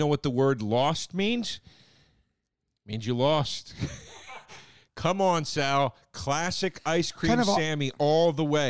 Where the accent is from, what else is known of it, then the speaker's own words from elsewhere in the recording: Scotland, United Kingdom; I'm from Scotland, and I haven't actually tried any of these